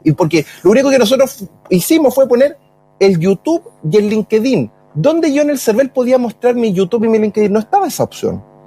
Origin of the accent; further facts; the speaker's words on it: Chile; yo soy chileno